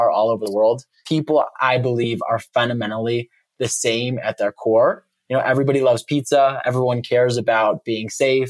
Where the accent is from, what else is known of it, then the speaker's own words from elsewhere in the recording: suburb just north of Chicago, Illinois, United States; moved away; I grew up in a nice little suburban cul-de-sac in a suburb just north of Chicago.